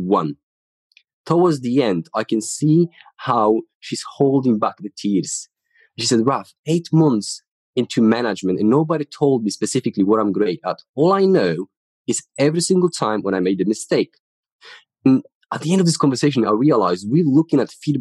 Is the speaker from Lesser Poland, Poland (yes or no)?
no; Ruda Śląska, Silesian Voivodeship, Poland; English is a second language; moved away as an adult; now in United Kingdom; So I'm from Poland. I grew up in the city called Ruda Śląska.